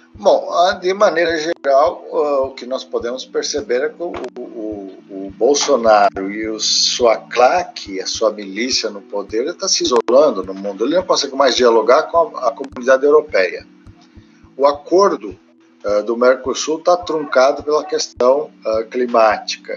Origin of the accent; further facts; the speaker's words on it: Brazil; estou falando como brasileiro